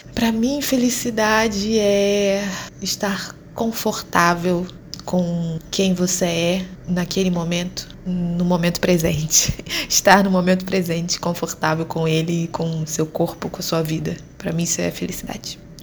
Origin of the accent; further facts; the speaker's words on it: Rio de Janeiro, Brazil; moved away as an adult; now in Luanda, Angola; sou carioca, favelada